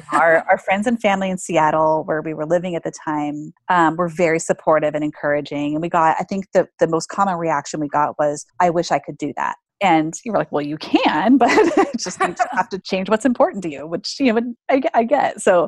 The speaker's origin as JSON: {"language": "English", "country": "Australia", "said": "And I'm from Australia, but I'm traveling to South America for 6 months."}